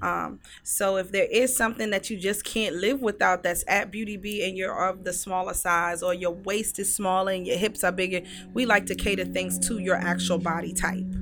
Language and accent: English; Newport News, Virginia, United States; I grew up in the seven five seven in Newport News